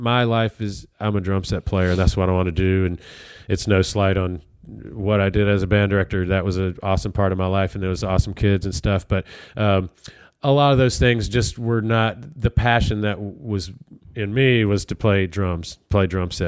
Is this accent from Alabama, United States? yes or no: yes; Alabama, United States; Even though I'm from Alabama, I didn't grow up on country music.